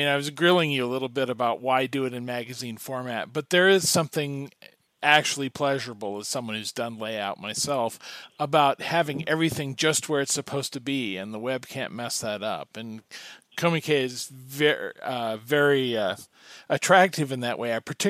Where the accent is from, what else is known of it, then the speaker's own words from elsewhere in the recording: Kansas, United States; Well, I grew up in Kansas